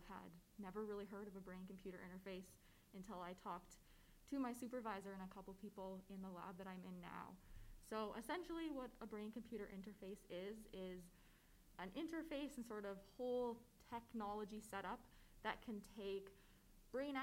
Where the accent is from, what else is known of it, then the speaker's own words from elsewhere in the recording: Calgary, Alberta, Canada; So I am born and raised in Calgary. I've lived here my whole life